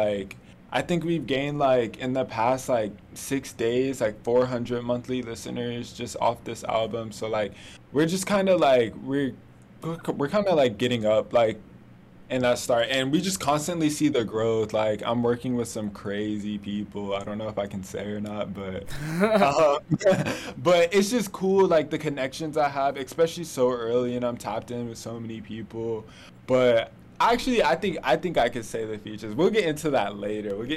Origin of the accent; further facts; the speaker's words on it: Florida, United States; also born or lived in Atlanta, Georgia; I'm from Florida. Used to live in Atlanta for a little bit